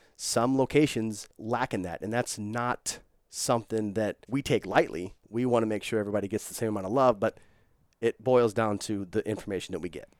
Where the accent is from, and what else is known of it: St. Louis, Missouri, United States; now in Los Angeles, United States